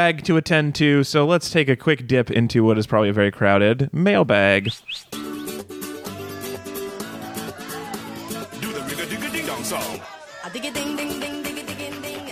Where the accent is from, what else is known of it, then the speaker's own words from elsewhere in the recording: Reno, Nevada, United States; I'm from a big little city